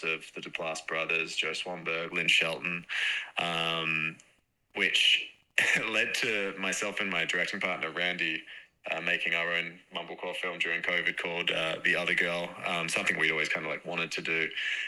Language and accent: English; Perth, Western Australia, Australia; I'm from Perth, West Australia